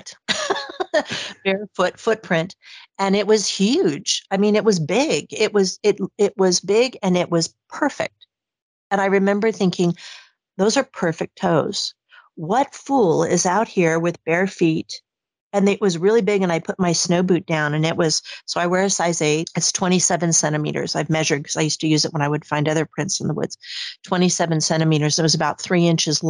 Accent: Arizona, United States; moved away as an adult; now in Sweden; I'm originally from Arizona.

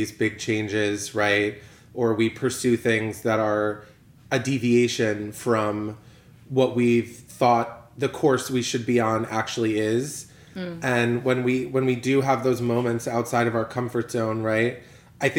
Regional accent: Connecticut, United States; moved away as an adult; now in Miami, United States; Transplant from Connecticut, born and raised in Connecticut, went to school, undergrad and grad school there

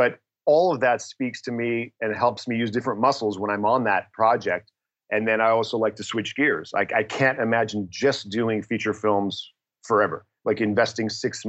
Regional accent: Toronto, Ontario, Canada; English is a second language; also born or lived in Detroit, United States; And so I grew up in Toronto and then Detroit before I went to the University of Michigan.

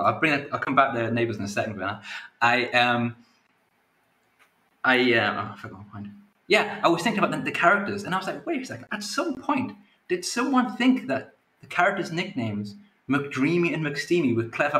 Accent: a small town on the coast near Newcastle, North East England, United Kingdom; I'm from a small town on the coast that no one's heard of, so I call it Newcastle

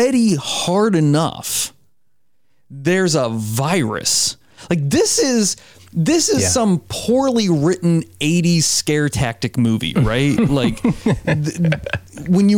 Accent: Southeast, United States; now in Portland, United States; I'm familiar with Atlanta and I grew up in the Southeast

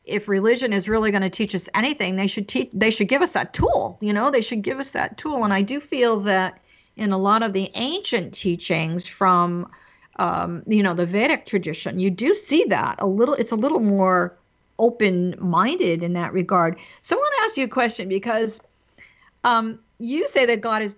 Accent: East Coast, United States; I was raised on the East Coast in a very traditional Catholic religion

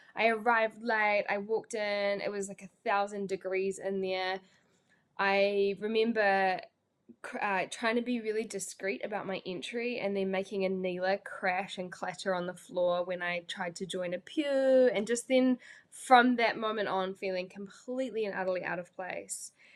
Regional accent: Pukekohe, Auckland, New Zealand; I, am from Pukekohe, so if you don't know where Pukekohe is, type it into Google and be incredibly underwhelmed. Um, but I love my little hometown

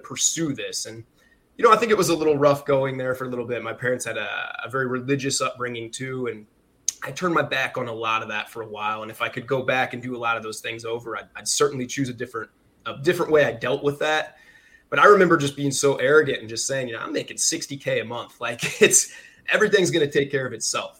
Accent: Farmersville, Illinois, United States; also born or lived in Chicago; we grew up in central Illinois, man. So a massive town called Farmersville, population 700.

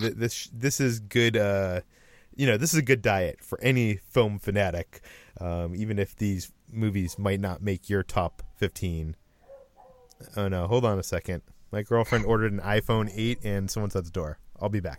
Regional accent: Natick, Massachusetts, United States; I, I'm from Massachusetts, just out of Boston, in a little town called Natick that has a mall

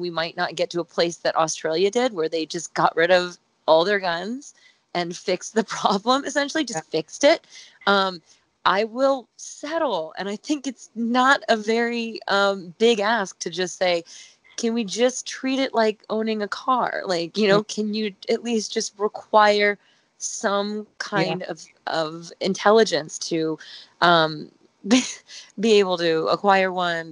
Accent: Dayton, Ohio, United States; moved away as an adult; I'm from Dayton, Ohio

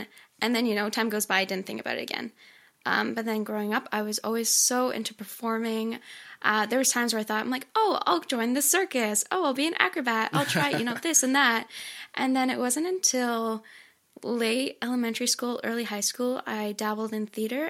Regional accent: Canada; I'm from Canada

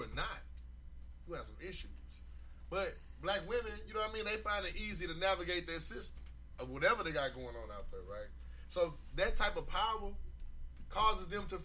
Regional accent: St. Louis, Missouri, United States; I'm from St. Louis

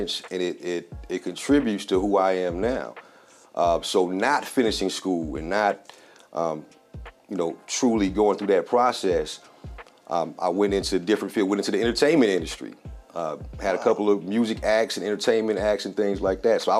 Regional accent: South Fulton, Georgia, United States; born and raised here in South Fulton

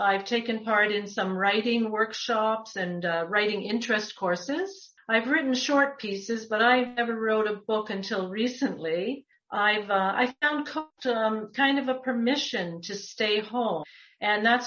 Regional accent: Toronto, Ontario, Canada; also born or lived in Muskoka; I grew up in the West End of Toronto

